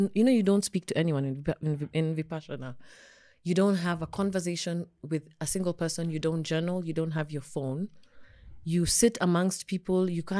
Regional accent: Ngumo, Nairobi, Kenya; I grew up in Ngumo, then Kuna, then Gumo. That's where I spent my childhood. The same house in Gumo.

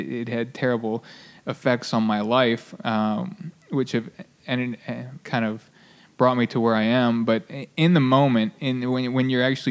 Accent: near Baltimore, Harford County, Maryland, United States; I grew up in near Baltimore, just north

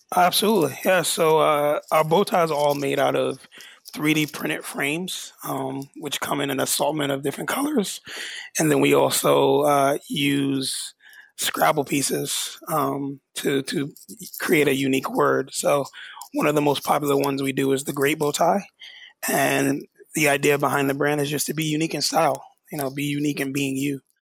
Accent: New York, United States; I'm born and raised in New York

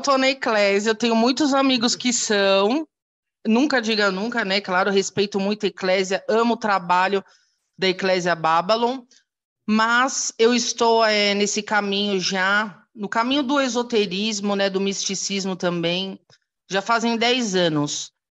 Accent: São Paulo, Brazil; sou de São Paulo, capital

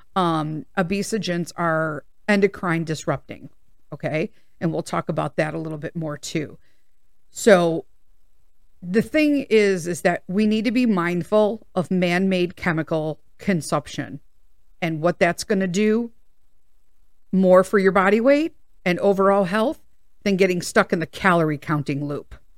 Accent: United States; I'm an American

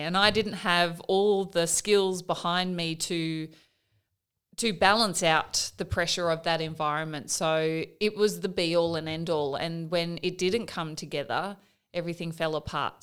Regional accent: Katherine, Northern Territory, Australia; also born or lived in Wave Hill; I was born in Catherine in the Northern Territory, so, uh, in an Aboriginal community

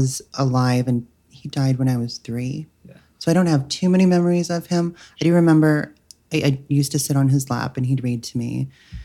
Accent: Denver, Colorado, United States; now in Los Angeles, United States; I was born in Denver, Colorado

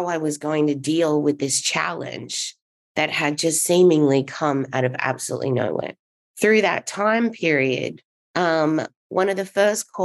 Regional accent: Australia; moved away as an adult; now in Los Angeles, United States; I am from Australia. And I moved over to the US when I was 22 in 2003.

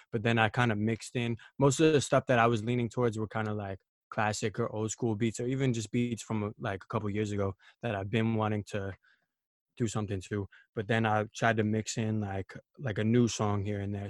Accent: New York City, New York, United States; I'm from Queens, New York

